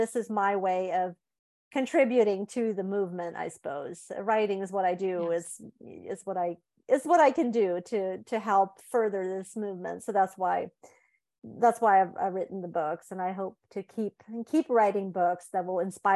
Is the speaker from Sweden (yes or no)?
yes; Sweden; moved away as an adult; also born or lived in Indiana, United States; I was born and raised in Sweden, but I've lived in the States for 15 years, mostly in Indiana